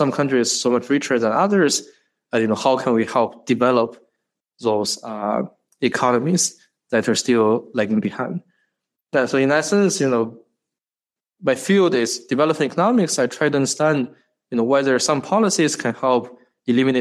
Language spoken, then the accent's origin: English; China; moved away as an adult; now in United States; I grew up in China, went to high school, college in China before I came to the U.S.